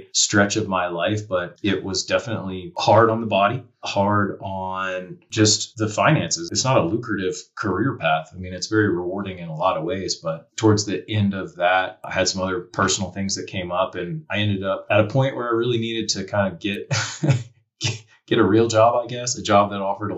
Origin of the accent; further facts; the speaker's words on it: Charlotte, North Carolina, United States; moved away as an adult; also born or lived in Asheville, North Carolina; now in Montana, United States; I grew up in North Carolina. So I grew up in Charlotte, South Central North Carolina